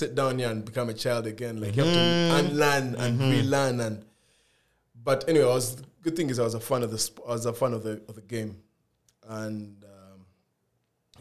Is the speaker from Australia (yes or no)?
no; Kampala, Central Region, Uganda; moved away; also born or lived in United Kingdom; I grew up in, before I went to the UK, I grew up in Kampala.